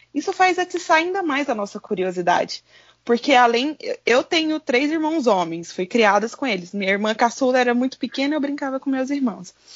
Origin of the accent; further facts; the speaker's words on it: Goiânia, Goiás, Brazil; eu sou da capital de Goiás, eu sou de Goiânia, só que eu moro na região periférica